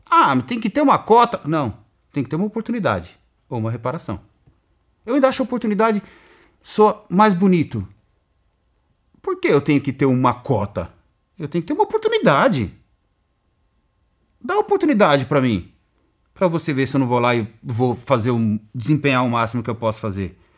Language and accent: Portuguese; São Paulo, Brazil; Eu saí do Jardim Irene, de uma sociedade onde as atividades socioculturais eram escassas, onde a atividade esportiva era escassa, onde você não tinha uma biblioteca para você fazer, para você ler um livro.